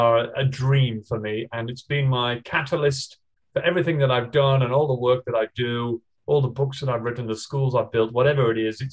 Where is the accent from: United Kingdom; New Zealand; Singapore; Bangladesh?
United Kingdom; England; now in Australia; I'm originally from England, but after traveling around the whole world, I decided that Australia was the sunniest and loveliest place to be. So now I live here.